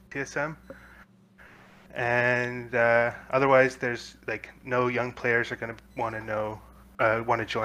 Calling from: Winnipeg, Manitoba, Canada; I'm calling from Winnipeg, Manitoba, Canada.

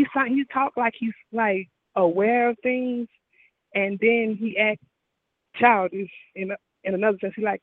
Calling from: Houston, Texas, United States; I'm calling from Houston now.

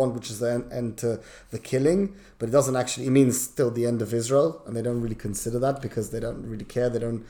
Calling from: London, United Kingdom; I'm joining you from London.

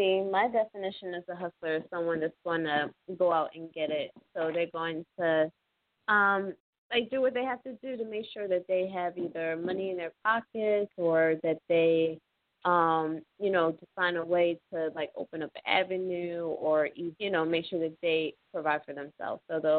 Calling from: Pennsylvania, United States; I'm calling from Pennsylvania

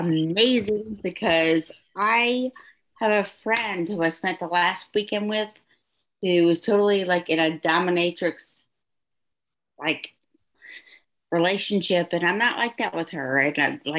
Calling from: Decatur, Georgia, United States; Decatur, Georgia.

